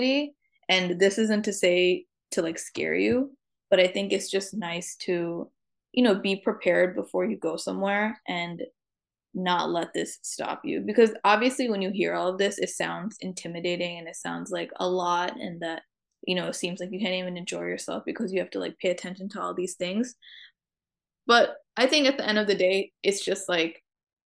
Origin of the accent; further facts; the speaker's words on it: New York, United States; since I grew up in New York